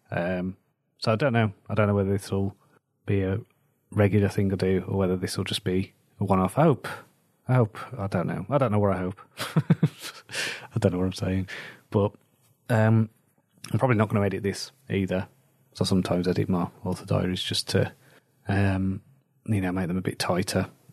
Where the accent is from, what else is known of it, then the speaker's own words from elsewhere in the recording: Wolverhampton, West Midlands, United Kingdom; moved away; There was big problems where I grew up in Wolverhampton